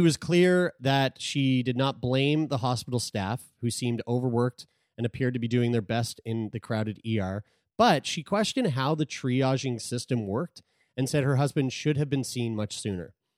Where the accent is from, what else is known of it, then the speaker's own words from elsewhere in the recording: Sackville, Nova Scotia, Canada; Community Health Center in Sackville, my hometown.